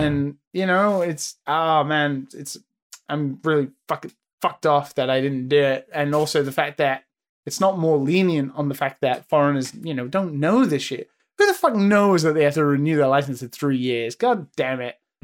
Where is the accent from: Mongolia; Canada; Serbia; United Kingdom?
United Kingdom; moved away as an adult; now in Japan; I'm British